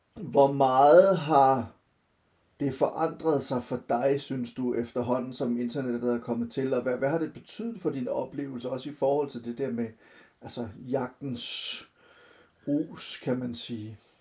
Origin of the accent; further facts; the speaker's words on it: Silkeborg, Central Denmark Region, Denmark; moved away; also born or lived in Copenhagen; jeg er vokset op delvist i Silkeborg og, og delvist i, øh, i København